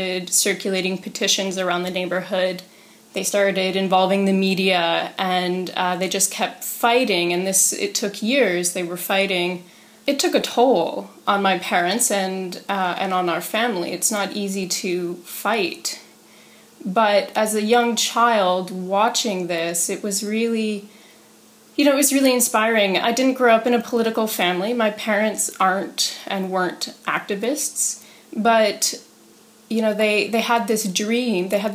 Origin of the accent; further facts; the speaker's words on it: Peterborough, Ontario, Canada; So I grew up here in Peterborough in a working class family